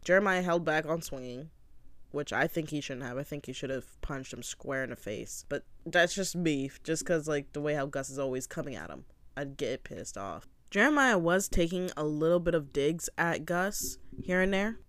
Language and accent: English; Canada; I'm from Canada